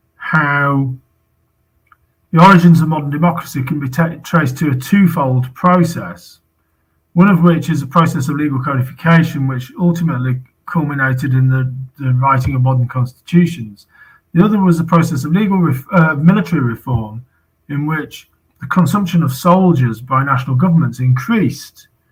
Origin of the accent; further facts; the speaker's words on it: United Kingdom; as a British citizen